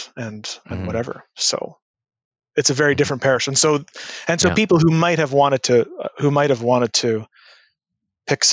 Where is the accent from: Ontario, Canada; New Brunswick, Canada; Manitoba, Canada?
Manitoba, Canada; Winnipeg; I grew up in Winnipeg.